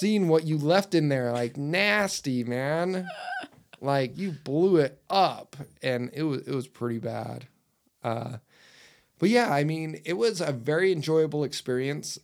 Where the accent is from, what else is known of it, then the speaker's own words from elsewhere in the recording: Utah, United States; I'm from Utah.